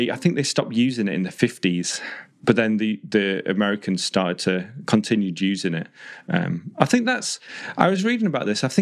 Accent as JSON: {"language": "English", "region": "England", "country": "United Kingdom", "said": "there's me as well, who I'm from the north, but my accent's become more neutralized recently."}